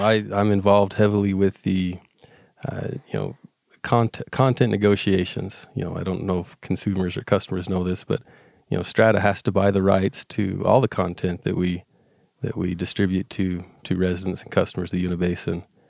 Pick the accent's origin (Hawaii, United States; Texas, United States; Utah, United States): Utah, United States; Uintah Basin; I, I grew up here in the Union Basin, um, graduated from Union High School